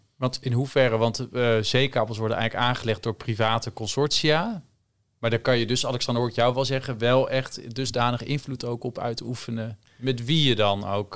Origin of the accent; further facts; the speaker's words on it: Netherlands; we hebben als Nederlanders een sterk paspoort